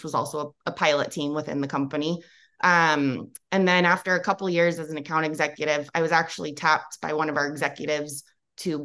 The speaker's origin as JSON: {"language": "English", "area": "Bay Area, Silicon Valley", "region": "California", "country": "United States", "tie": "born or raised there"}